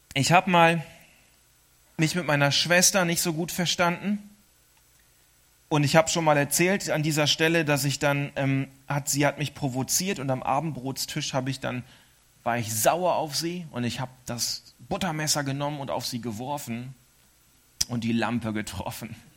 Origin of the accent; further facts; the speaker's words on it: East Frisia, Lower Saxony, Germany; moved away as an adult; now in Switzerland; wir Ostfriesen